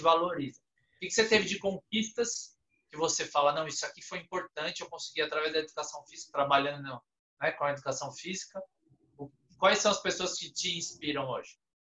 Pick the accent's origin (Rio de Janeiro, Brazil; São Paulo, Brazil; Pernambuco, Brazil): São Paulo, Brazil; lá de Pirituba, de onde eu sou